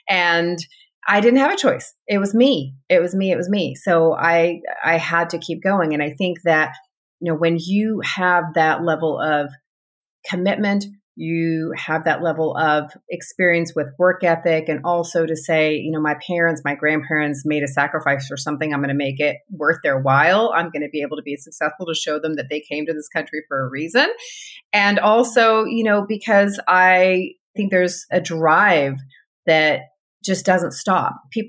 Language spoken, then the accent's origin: English; California, United States; born there; also born or lived in Texas; Anyway, so they moved to California. I was born in California. I'm the second of six. We were there in California, in Southern California, for their first four of their children, and then moved to Texas.